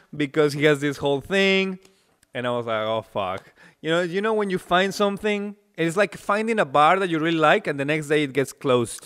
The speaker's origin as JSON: {"language": "English", "country": "Mexico", "also_born_or_lived": "Vienna, Austria", "second_language": "English", "moved": "as an adult", "lives_now": "Czech Republic", "said": "I'm from Mexico"}